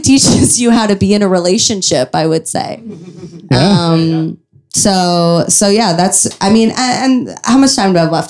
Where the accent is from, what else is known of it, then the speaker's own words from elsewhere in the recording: Chicago, Illinois, United States; I grew up in Chicago